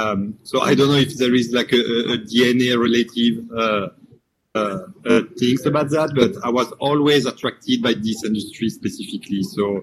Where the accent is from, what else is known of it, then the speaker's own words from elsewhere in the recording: Marseille, Provence-Alpes-Côte d'Azur, France; English is a second language; moved away; So I'm actually from Marseille, France. So I cannot get any credit on that accent and I cannot fight against it as well.